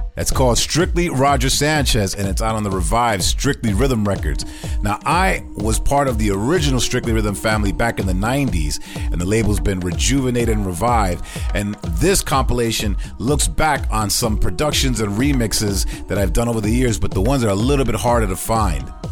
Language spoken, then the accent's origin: English; United States; my home country of USA